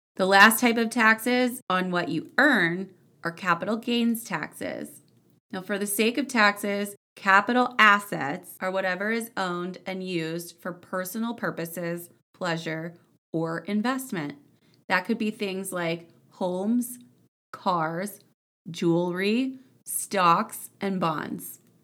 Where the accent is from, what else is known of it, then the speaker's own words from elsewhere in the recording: Houston, Texas, United States; moved away; growing up in the Houston area